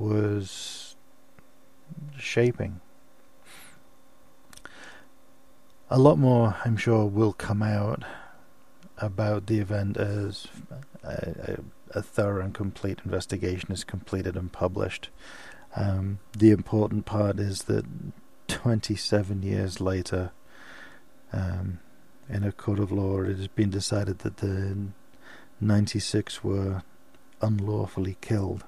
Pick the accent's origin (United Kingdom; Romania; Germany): United Kingdom; Liverpool, North West England; I was born and raised in Liverpool